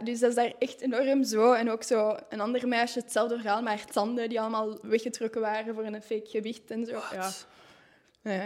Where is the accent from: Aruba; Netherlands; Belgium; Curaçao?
Belgium; Tervuren, Flanders; moved away as an adult; now in Vilvoorde, Belgium; ik ben afkomstig van Tervuren en dat is daar enorm rustig